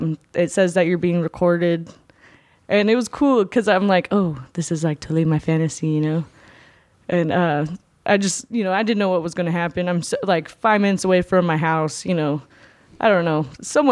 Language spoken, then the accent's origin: English; California, United States; now in Los Angeles, United States; I'm from Orange County, California.